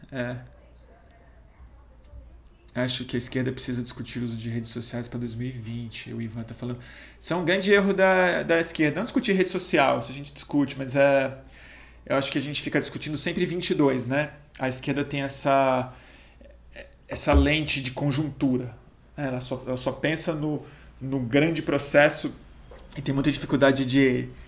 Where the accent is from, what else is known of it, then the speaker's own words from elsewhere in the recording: Paraná, Brazil; Eu sou do Paraná, conheço o Deltan.